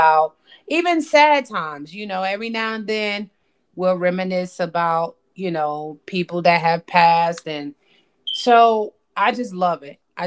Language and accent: English; Paterson, New Jersey, United States; now in North Carolina, United States; we were raised in Patterson